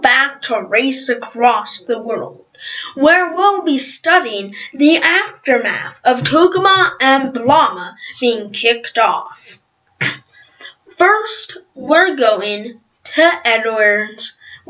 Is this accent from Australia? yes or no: yes; Australia; D-well, sorry, this is my British accent, because everybody thinks that I'm British, even though I'm Australian.